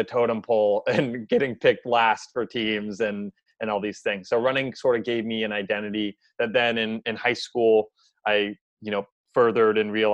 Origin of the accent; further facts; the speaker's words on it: Seattle, Washington, United States; also born or lived in Boston, Massachusetts; born and raised in Seattle. So I was here until I was 18.